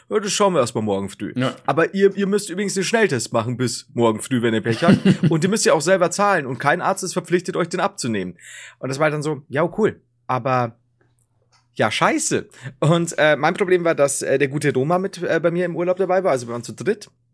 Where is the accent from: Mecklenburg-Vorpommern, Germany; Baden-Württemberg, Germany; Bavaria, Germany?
Bavaria, Germany; ich komme selbst aus Bayern. Ich bin quasi Bayern